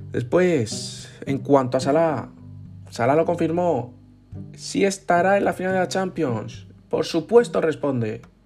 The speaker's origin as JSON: {"language": "Spanish", "country": "Spain", "said": "que somos españoles"}